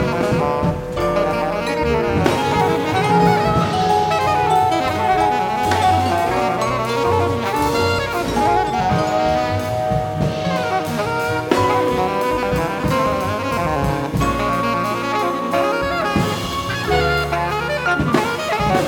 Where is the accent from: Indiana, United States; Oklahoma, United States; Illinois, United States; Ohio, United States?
Illinois, United States; Chicago; from Chicago, born and raised south side of Chicago